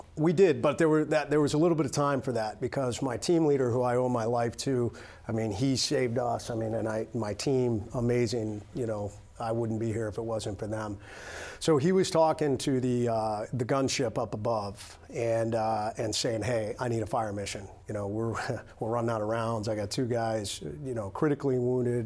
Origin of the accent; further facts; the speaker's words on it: United States; I'm an American